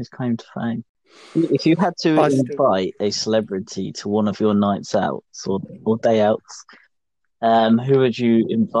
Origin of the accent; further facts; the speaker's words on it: Crawley, South East England, United Kingdom; Yeah, we can tell we're from Crawley.